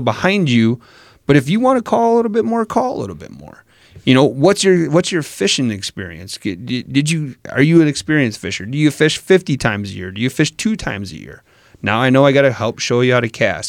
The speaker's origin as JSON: {"language": "English", "region": "Wisconsin", "country": "United States", "said": "I'm from Wisconsin."}